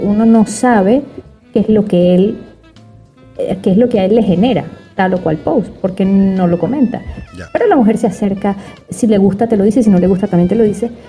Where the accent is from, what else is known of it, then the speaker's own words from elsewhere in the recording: Venezuela; moved away; soy psiquiatra, psicoterapeuta venezolana